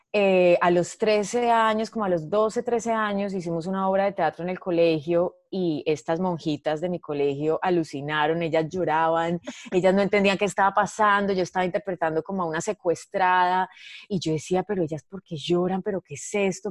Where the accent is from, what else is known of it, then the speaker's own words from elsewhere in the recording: Medellín, Antioquia, Colombia; nací en Medellín en diciembre del 86